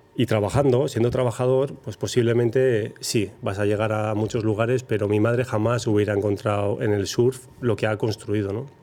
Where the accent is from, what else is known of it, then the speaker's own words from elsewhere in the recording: Zarautz, Basque Country, Spain; yo soy de Zarauz. De Zarauz hemos salido muchos surfistas de las grandes